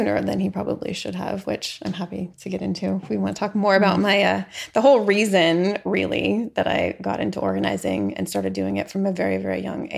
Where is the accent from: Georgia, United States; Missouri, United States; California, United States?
California, United States; San Diego; also born or lived in San Francisco, California / Norman, Oklahoma; we moved back to California. And so I mostly grew up in San Diego.